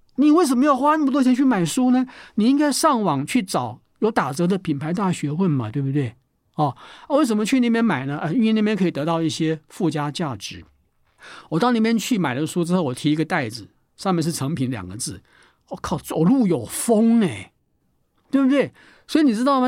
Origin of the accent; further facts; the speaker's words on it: Taiwan; 我们台湾人